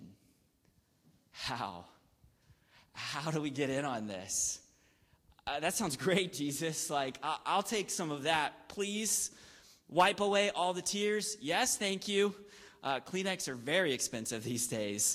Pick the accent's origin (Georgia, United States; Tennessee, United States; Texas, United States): Georgia, United States; Gainesville; My hometown is called Gainesville, Georgia.